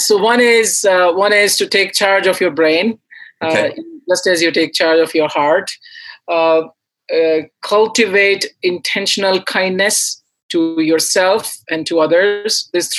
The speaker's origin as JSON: {"language": "English", "country": "India", "said": "I came from India, so I listened to classical, Indian music and all the contemporary singers there."}